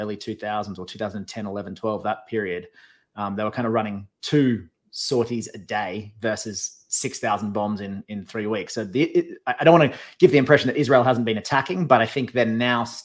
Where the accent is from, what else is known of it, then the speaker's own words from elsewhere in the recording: Australia; moved away as an adult; now in United States; I am still Australian. I live in America, but I am still I'm still a citizen of my country of birth